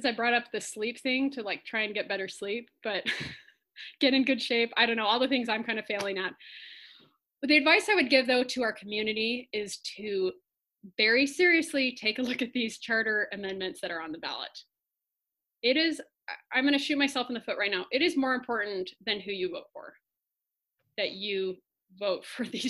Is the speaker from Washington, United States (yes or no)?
yes; Washington, United States; also born or lived in Blakely Island, Washington; now in Maui, United States; I was not born on Maui. I was born in Washington, but my family's from a very small island in Washington state.